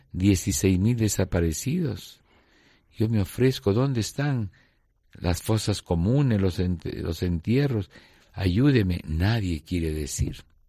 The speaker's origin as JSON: {"language": "Spanish", "region": "Lima", "country": "Peru", "tie": "born or raised there", "moved": "as an adult", "lives_now": "Ayacucho, Peru", "said": "Yo soy limeño de pura cepa, ¿no? Del mismo eh, centro histórico de la parroquia de San Marcelo, en la zona antigua, Ahí mis papás vivían, se casaron, me bautizaron"}